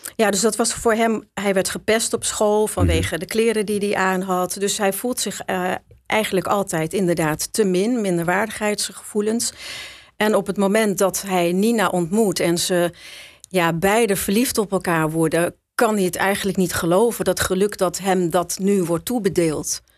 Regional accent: Schagen, North Holland, Netherlands; moved away; also born or lived in Amsterdam; Ik ben geboren in Schagen.

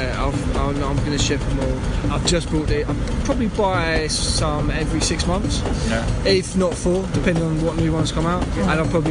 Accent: United Kingdom; now in Sydney, Australia; I'm from the UK. I'm an electrician.

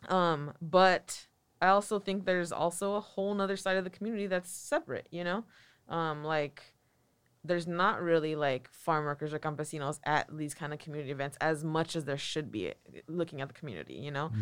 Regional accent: Watsonville, California, United States; also born or lived in San Francisco; I grew up in Watsonville

